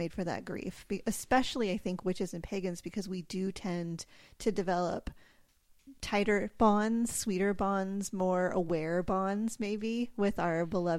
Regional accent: California, United States; Yeah, I grew up in California.

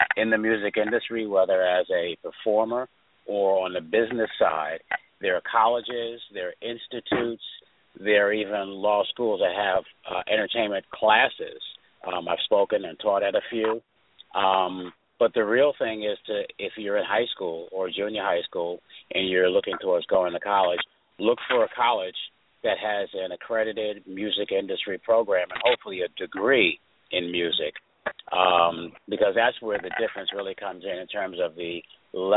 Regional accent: New York City, New York, United States; also born or lived in Ithaca, New York / Washington, D.C.; I'm a native New Yorker, born and raised in Queens, New York, went to school in Queens, New York

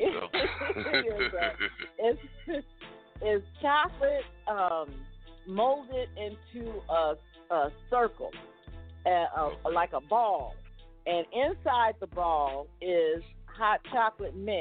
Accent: California, United States; also born or lived in Mississippi; now in Las Vegas, United States; we got family in Mississippi, and I grew up in California and migrated from California to Las Vegas

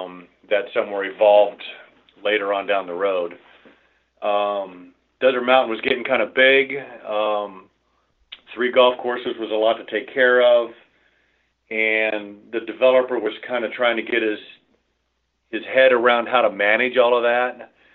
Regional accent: Dublin, Ohio, United States; moved away as an adult; now in Scottsdale, United States; I grew up in Dublin, went to Dublin High School

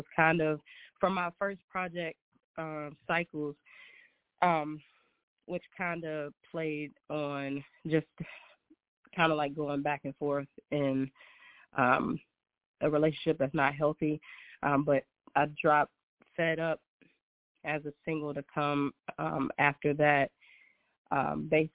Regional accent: Brookneal, Virginia, United States; I am born and raised small town in Virginia. It's called Brookneal

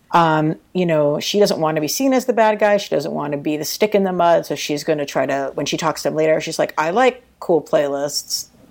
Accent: New York, United States; as a New Yorker

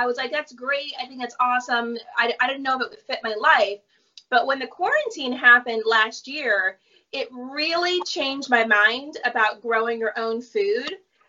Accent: New Jersey, United States; now in Venice Beach, United States; I grew up in New Jersey, which is the Garden State, and I grew up around a lot of farms.

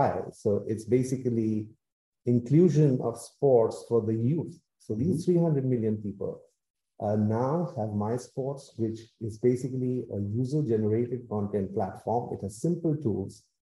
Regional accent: India; I'm actually from India

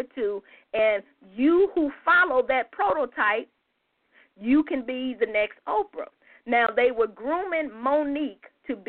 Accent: United States; a proud indigenous black woman here in the U.S.

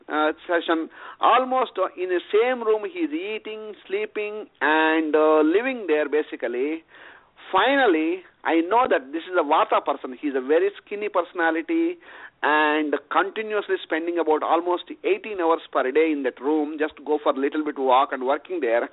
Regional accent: India; moved away as an adult; I was born in India and raised in India in a small village

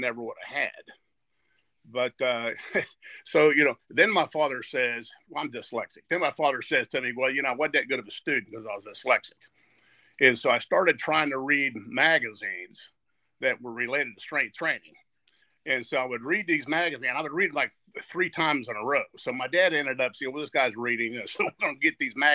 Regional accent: New Martinsville, West Virginia, United States; New Martinsville, West Virginia, is one of these places that on Friday night, everybody was at the football game

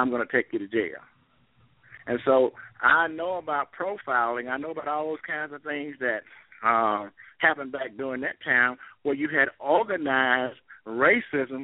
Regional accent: Greensboro, North Carolina, United States; growing up in Greensboro and having to sit upstairs at Carolina Theater

